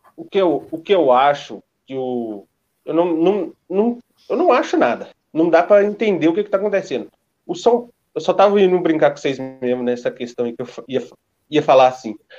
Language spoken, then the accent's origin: Portuguese; interior of Minas Gerais, Brazil; eu sou do interior de Minas. Eu não sou de São Paulo.